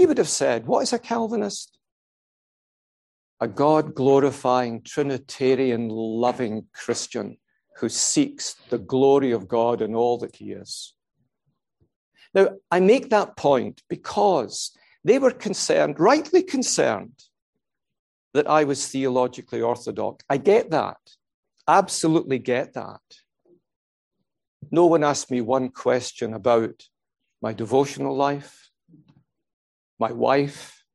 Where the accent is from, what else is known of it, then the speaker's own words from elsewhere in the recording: Scotland, United Kingdom; I'm a Scot